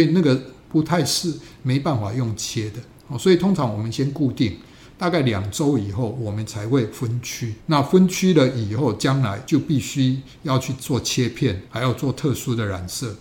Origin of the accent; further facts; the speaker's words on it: Taiwan; 我们台湾人